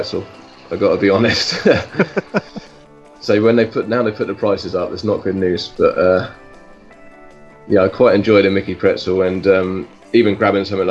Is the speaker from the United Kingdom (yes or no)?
yes; England, United Kingdom; I'm English.